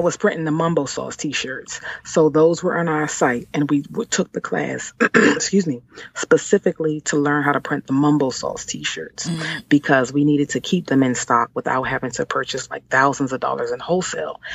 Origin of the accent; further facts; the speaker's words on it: Washington, District of Columbia, United States; moved away as an adult; now in Maryland, United States; I was born and raised in Washington D.C.